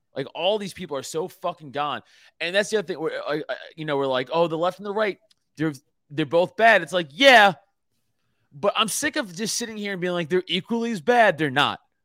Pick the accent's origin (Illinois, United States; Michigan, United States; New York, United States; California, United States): New York, United States; moved away; I'm from New York, in the comedy world